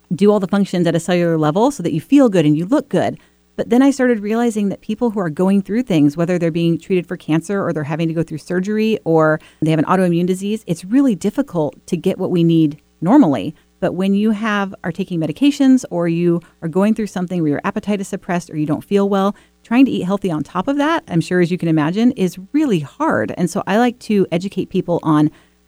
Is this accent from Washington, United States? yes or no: yes; Washington, United States; born and bred in Washington State.